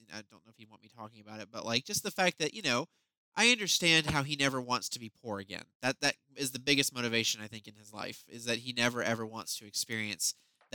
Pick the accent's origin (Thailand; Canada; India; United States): United States; the South; moved away; being a Southerner